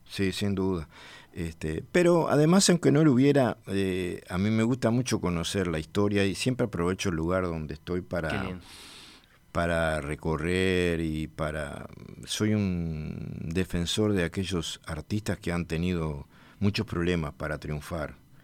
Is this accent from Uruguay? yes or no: yes; 25 de Mayo, Florida, Uruguay; cuando con 15 años nos mudamos de mi pueblo natal de 25 de mayo para Florida